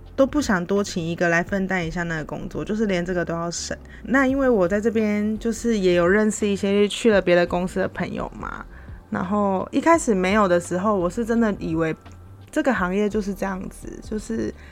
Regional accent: Taiwan; moved away as an adult; now in Philippines; 我们就是台湾人，又很容易被误以为是中国人

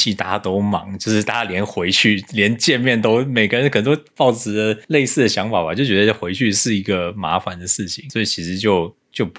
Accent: Taipei, Taiwan; 我家老家就在台北，我要去哪里？

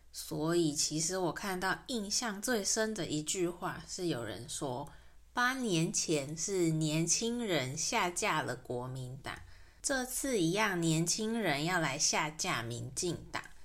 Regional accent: Taiwan; 在台湾出生长大的这一代人，在整个大环境下，我们很自然地就直觉我们是台湾人

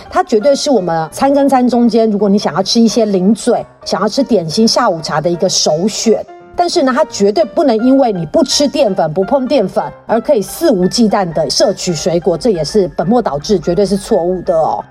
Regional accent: Taiwan; 我们台湾人其实是比较习惯比较偏日式的面包

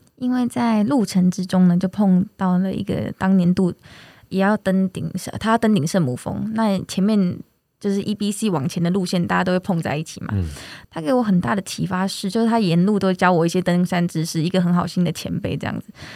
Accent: Taiwan; 我们台湾又是这个多很多山的这个很棒的国家

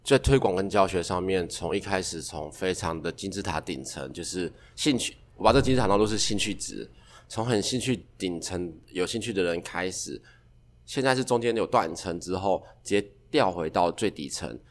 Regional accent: Yilan County, Taiwan; 我是宜兰人

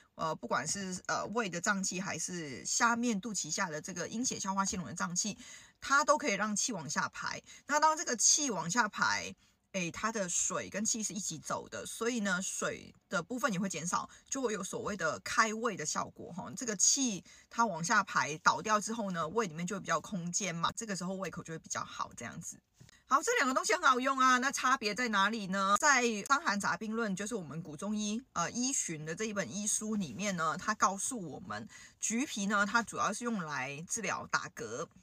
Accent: Hong Kong; 我们香港人

